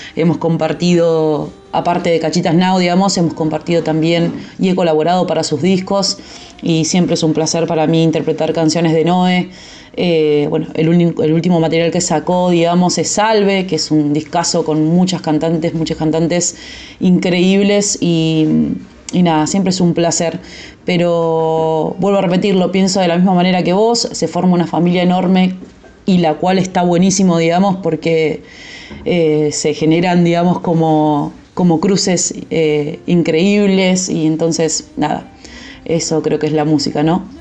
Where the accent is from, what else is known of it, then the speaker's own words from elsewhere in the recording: Gaiman, Chubut, Argentina; now in Buenos Aires, Argentina; soy de Gaiman, eh, Gaiman Chubut